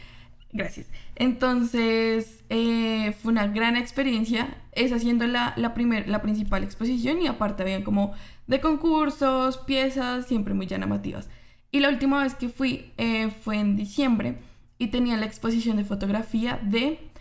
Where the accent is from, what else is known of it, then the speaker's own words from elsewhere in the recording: Colombia; yo como, colombiana